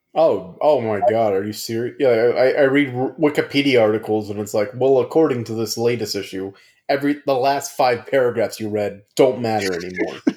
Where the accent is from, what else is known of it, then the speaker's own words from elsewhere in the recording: United States; we're American